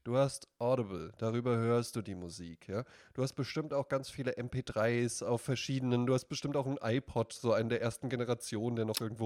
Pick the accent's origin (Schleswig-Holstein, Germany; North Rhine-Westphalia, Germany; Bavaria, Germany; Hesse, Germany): Hesse, Germany; Central; ich komme aus Mittelhessen